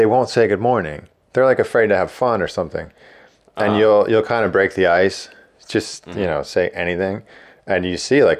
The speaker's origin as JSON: {"language": "English", "region": "East Coast", "country": "United States", "said": "And I'm from the East Coast, so like I don't need the best wave"}